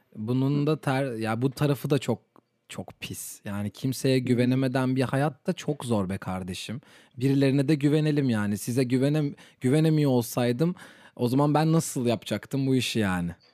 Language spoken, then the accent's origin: Turkish; Turkey; ben Türk'üm